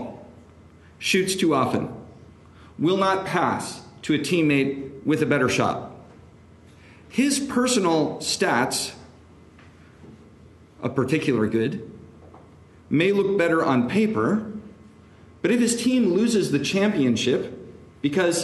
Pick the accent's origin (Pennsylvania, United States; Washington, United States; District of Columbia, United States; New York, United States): Washington, United States; Seattle; now in Washington, D.C., United States; I'm originally from Seattle